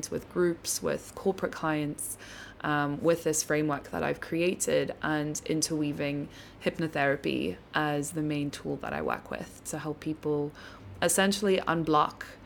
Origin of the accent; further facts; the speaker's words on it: Cape Town, Western Cape, South Africa; also born or lived in London; I grew up here in South Africa